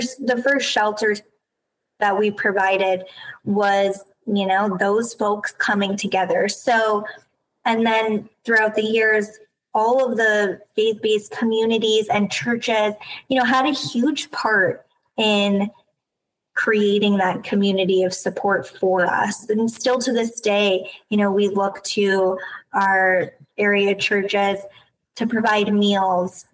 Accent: Chatham, New York, United States; I'm from the Hudson Valley, so not far. I grew up in a little town called Chatham, New York

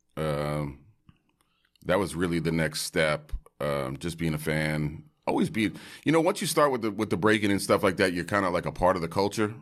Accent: New York City, New York, United States; also born or lived in Bay Area; a wonderful family in Park Slope, Brooklyn, adopted me, and I grew up in Park Slope.

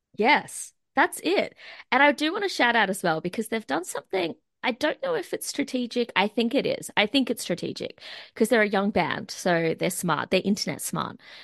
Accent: Australia; my hometown, the Sunny Coast, Central Coast

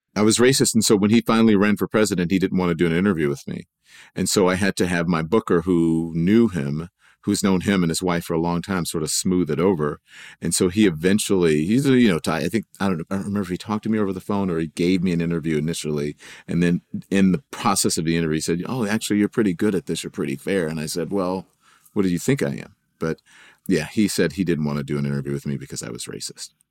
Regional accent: Louisiana, United States; growing up in Louisiana

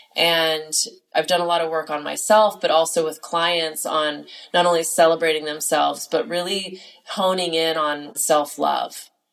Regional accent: California, United States; I am from California

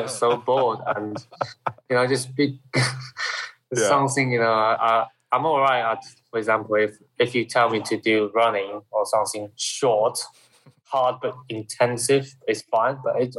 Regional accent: Shanghai, China; English is a second language; But where I'm coming from Shanghai area.

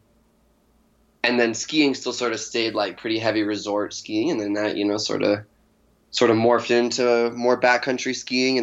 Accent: Denver, Colorado, United States; I grew up here in the Denver area

